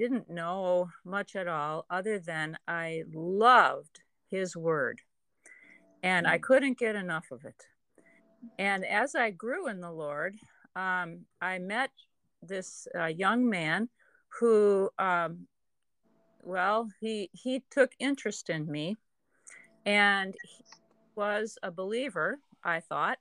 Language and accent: English; Deerfield, Illinois, United States; I was raised in Deerfield, where Jim went to seminary